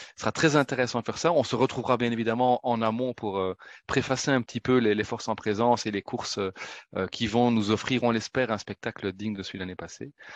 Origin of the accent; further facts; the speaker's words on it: Belgium; en tant que Belge